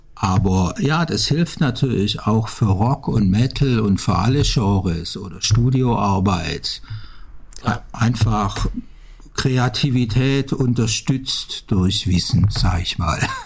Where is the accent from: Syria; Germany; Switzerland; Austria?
Germany; Backnang, Baden-Württemberg; born or raised there; also born or lived in Stuttgart / Amsterdam